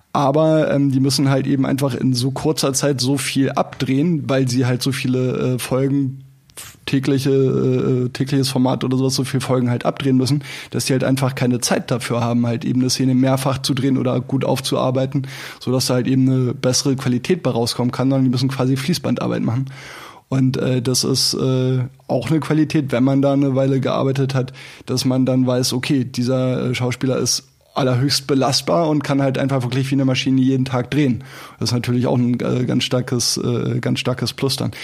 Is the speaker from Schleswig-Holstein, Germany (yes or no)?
yes; Selent, Schleswig-Holstein, Germany; moved away as an adult; also born or lived in Spandau, Berlin; now in Berlin, Germany; Ich bin da geboren im Waldkrankenhaus und äh, bin dann aber an der, äh, an Ostsee oben aufgewachsen zwischen Kiel und Plön